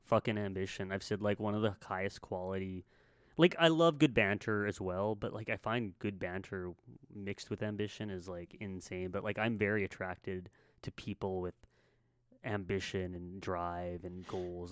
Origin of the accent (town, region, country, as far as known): Canada